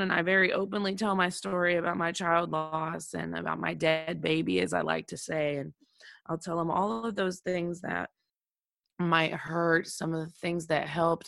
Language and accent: English; Oklahoma, United States; my home state of Oklahoma